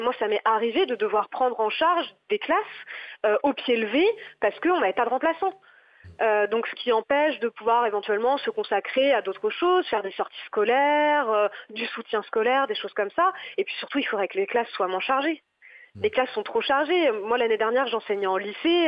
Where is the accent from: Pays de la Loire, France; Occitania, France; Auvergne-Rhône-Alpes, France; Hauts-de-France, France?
Pays de la Loire, France; Nantes; moved away as an adult; now in Paris, France; je suis originaire de Nantes à la base. J'ai pas choisi de venir à Paris. J'y ai été envoyée